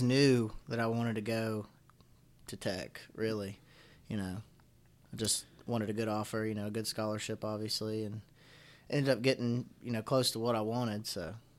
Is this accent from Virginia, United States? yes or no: yes; Floyd, Virginia, United States; accent: southern; I grew up in Appalachia